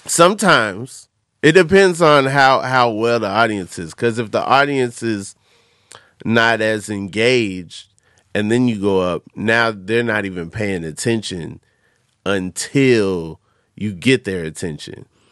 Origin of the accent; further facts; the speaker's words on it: Atlanta, Georgia, United States; I'm from Atlanta